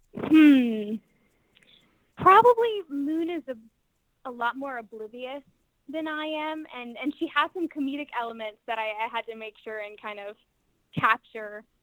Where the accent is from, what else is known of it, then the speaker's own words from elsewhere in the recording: North Carolina, United States; I'm from North Carolina